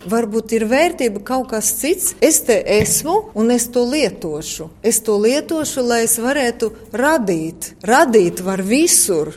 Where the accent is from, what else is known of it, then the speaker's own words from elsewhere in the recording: Latvia; moved away as an adult; now in Australia; Latvija ir manī iekšā, tā ir mana dzimtene.